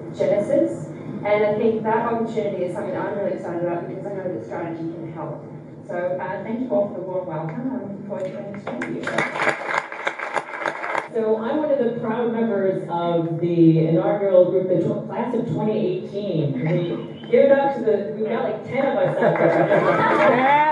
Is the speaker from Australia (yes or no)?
yes; Australia; I'm Australian.